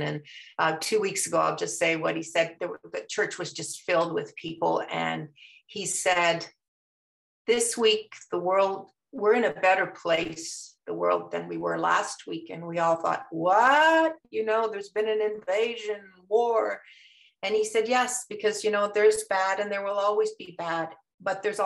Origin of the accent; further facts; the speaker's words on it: Canada; moved away as an adult; now in Maryland, United States; I was born in Canada. My parents ended up living in Canada